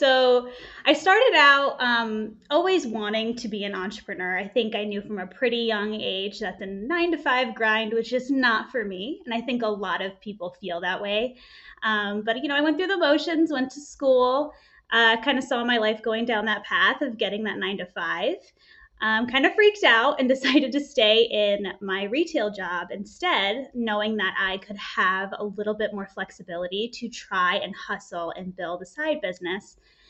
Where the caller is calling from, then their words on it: Los Angeles, California, United States; Calling from California, good old Los Angeles.